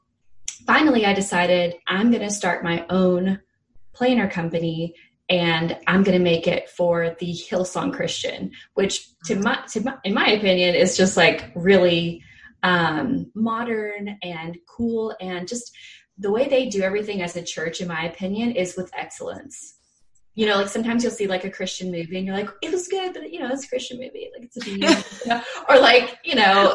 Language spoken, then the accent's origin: English; Fairhope, Alabama, United States; moved away as an adult; also born or lived in New York; I'm from Fairhope, Alabama